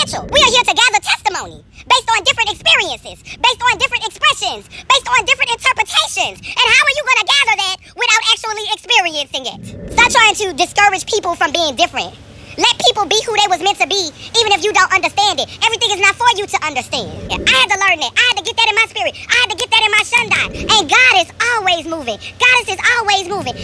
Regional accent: Louisiana, United States; I was born in Louisiana

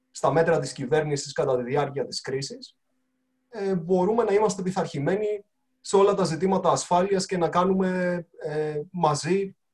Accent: Greece; Είμαι και σαν Έλληνας πάρα πολύ περήφανος που ένα ελληνικό πανεπιστήμιο κατορθώνει τόσα πολλά πράγματα

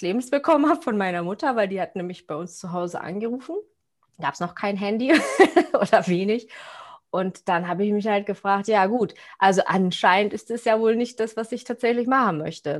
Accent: Cuxhaven, Lower Saxony, Germany; ich komme aus Cuxhaven

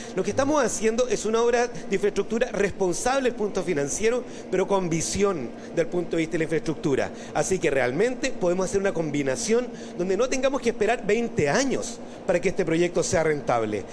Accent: Valparaíso, Chile; soy porteño, vivo allá.

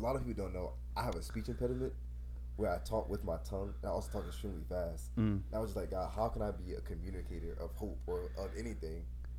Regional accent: New Haven, Connecticut, United States; moved away as an adult; now in Richmond, United States; I'm 19 years old. I'm originally from New Haven, Connecticut, but I moved to Richmond, Virginia for college.

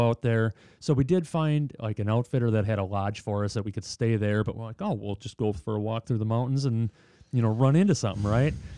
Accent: Watertown, Wisconsin, United States; I grew up in Watertown

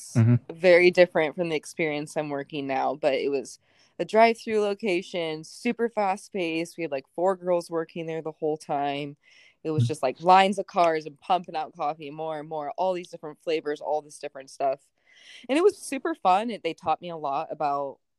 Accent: Spokane, Washington, United States; also born or lived in Seattle; now in Spokane, United States; I was born and raised in Spokane

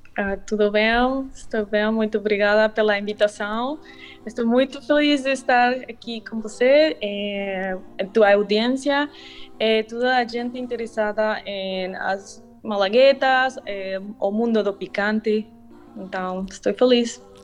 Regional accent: Mexico City, Mexico; Portuguese is a second language; moved away as an adult; also born or lived in Italy; eu nasci e cresci em México, é, eh, cidade de México

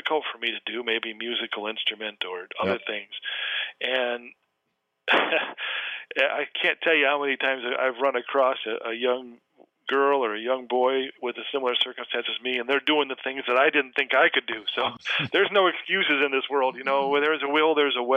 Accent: Flint, Michigan, United States; now in Corona del Mar, United States; growing up missing a right hand and playing baseball and growing up in Flint, Michigan

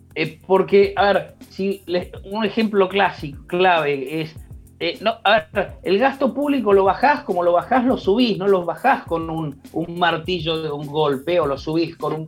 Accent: Argentina

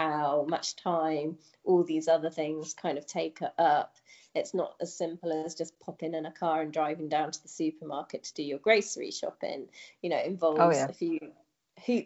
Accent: United Kingdom; moved away as an adult; also born or lived in Singapore / China; when I come back to the UK

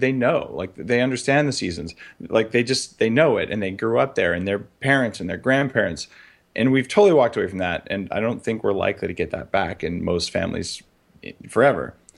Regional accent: New Mexico, United States; moved away; I grew up in New Mexico

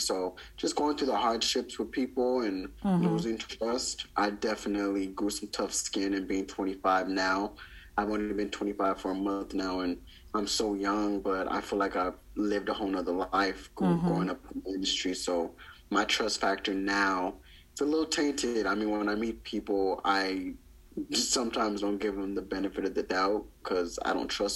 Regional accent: Downey, California, United States; I grew up in Downey

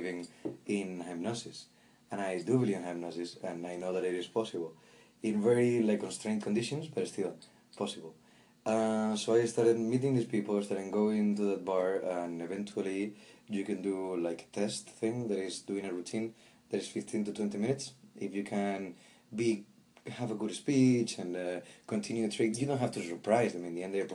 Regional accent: Galicia, Spain; moved away; also born or lived in Madrid, Spain; I come from Spain, born in Galicia in the northwest, close to the Atlantic, and I spent 19 years of my life in Madrid

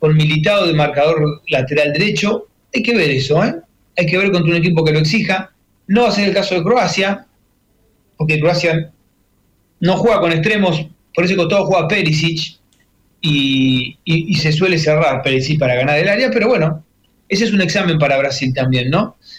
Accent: Argentina; me representa el fútbol como argentino

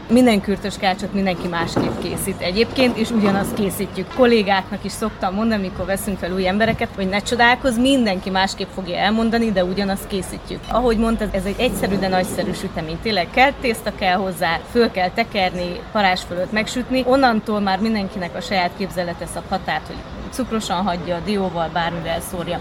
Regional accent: Odorheiu Secuiesc, Harghita County, Romania; moved away as an adult; also born or lived in Cluj-Napoca; now in Hungary; Székelyudvarhelyről jöttünk, mesterségünk címere kürtöskács készítő

